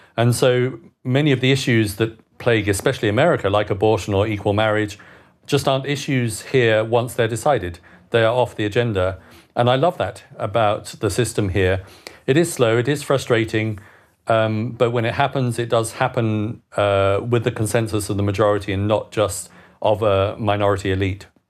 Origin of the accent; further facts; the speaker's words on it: United Kingdom; moved away as an adult; also born or lived in Bern, Switzerland; now in Switzerland; as a Brit living abroad, I lost my right to vote in March last year because after 15 years of outside the country